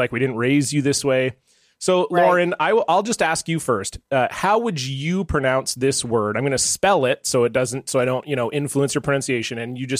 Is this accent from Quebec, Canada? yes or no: no; Southern Ontario, Canada; also born or lived in Oakville; I grew up in Southern Ontario as well